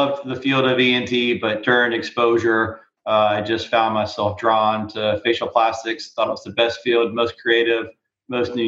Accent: South Carolina, United States; I grew up in South Carolina

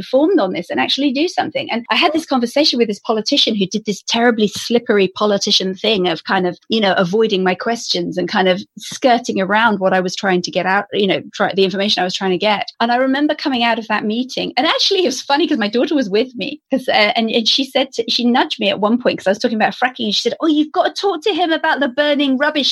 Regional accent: Stroud, South West England, United Kingdom; the area I grew up in, where I live now, which is in the Cotswolds in the west of England

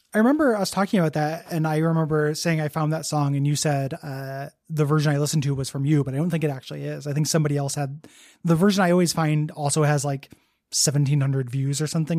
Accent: DeKalb, Illinois, United States; moved away; In DeKalb, Illinois, my hometown just smelled like shit sometimes because of all the farms

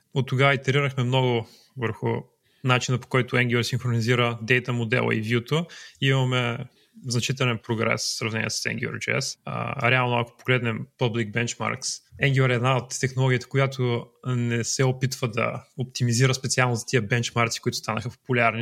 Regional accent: Troyan, Lovech Province, Bulgaria; Аз съм от Троян

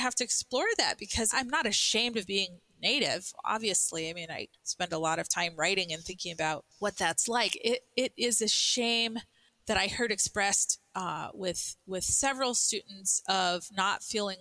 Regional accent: Albuquerque, New Mexico, United States; I grew up in Albuquerque

